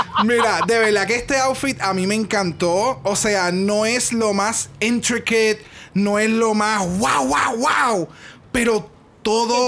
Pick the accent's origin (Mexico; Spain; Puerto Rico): Puerto Rico; nosotros somos boricua